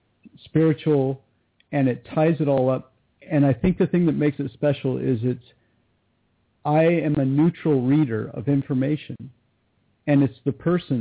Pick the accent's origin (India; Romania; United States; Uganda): United States; California; born there; now in Montana, United States; No, I was born in California, Southern California.